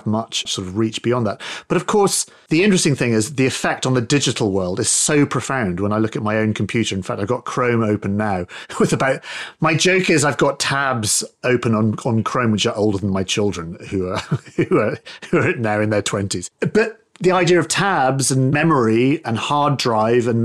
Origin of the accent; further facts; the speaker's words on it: United Kingdom; we used to have a show here in the UK